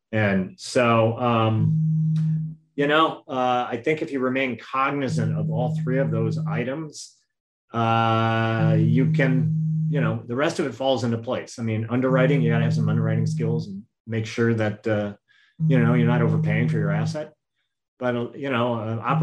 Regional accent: Midwest, United States; now in Puget Sound, United States; I'm from the Midwest.

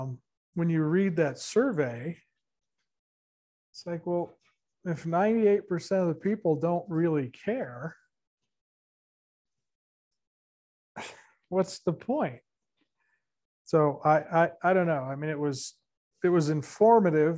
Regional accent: Santa Barbara, California, United States; moved away; we're from Santa Barbara, which is apparently a bigger city than this

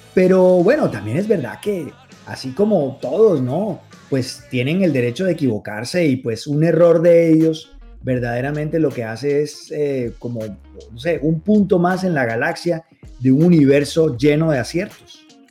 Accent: Barranquilla, Atlántico, Colombia; aquí a los carnavales de mi tierra

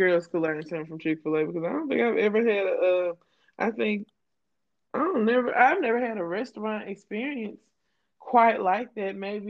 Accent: Louisiana, United States; I'm from Louisiana, so I would go to New Orleans at least two to three times a year.

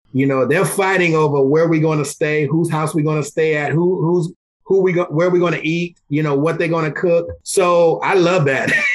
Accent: South Carolina, United States; moved away; I'm born and raised in South Carolina, which is four hours from where I live now.

